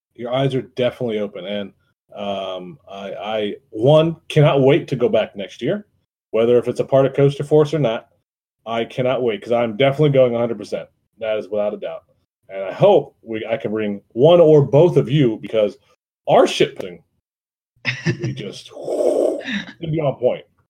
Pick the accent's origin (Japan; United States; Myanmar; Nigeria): United States; Youngstown, Ohio; I'm from Youngstown